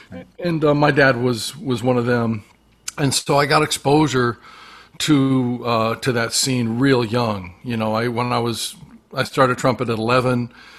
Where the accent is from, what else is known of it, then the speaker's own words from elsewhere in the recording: Las Vegas, Nevada, United States; moved away; I grew up around the music. And growing up in Vegas with, you know, especially with my dad